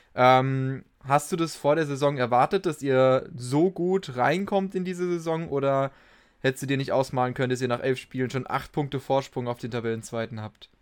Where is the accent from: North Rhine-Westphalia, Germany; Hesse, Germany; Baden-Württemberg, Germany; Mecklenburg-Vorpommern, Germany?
Hesse, Germany; Darmstadt; Bei uns in Darmstadt war es auch damals so